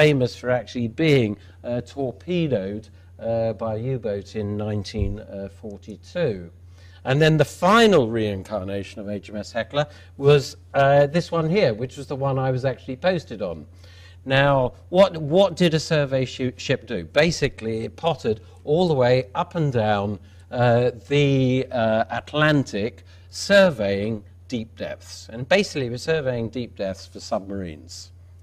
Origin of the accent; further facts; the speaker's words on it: England, United Kingdom; me as an Englishman